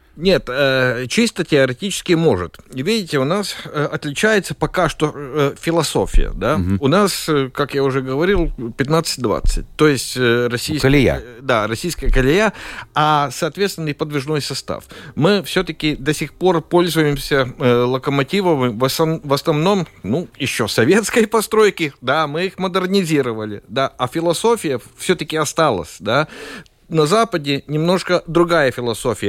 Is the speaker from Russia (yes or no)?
no; Latvia; Russian is a second language; как латыш, да, ну, хотел на латышском